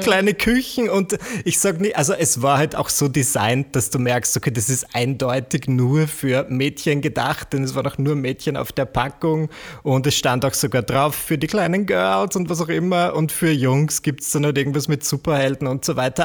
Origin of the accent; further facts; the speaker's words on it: Austria; accent: Austrian; also born or lived in Vienna; Wie man vielleicht an, meinem, an meiner Art zu sprechen hören kann, bin ich Österreicher. Ich lebe in Wien